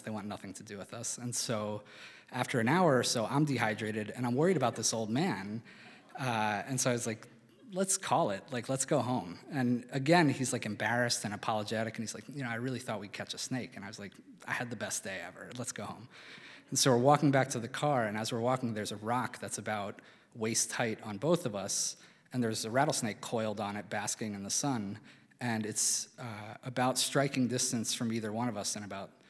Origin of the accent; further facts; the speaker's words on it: Philadelphia, Pennsylvania, United States; moved away as an adult; also born or lived in Albuquerque, New Mexico; when I was a kid growing up in Philadelphia